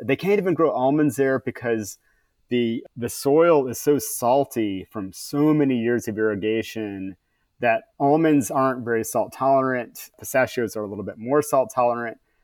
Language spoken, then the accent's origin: English; California, United States; as a Californian